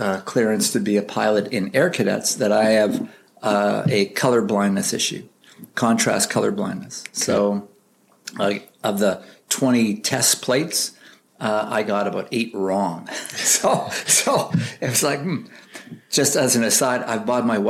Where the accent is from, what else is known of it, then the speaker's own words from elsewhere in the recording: Winnipeg, Manitoba, Canada; moved away as an adult; born and raised in Winnipeg until I joined the K&R forces in 1975.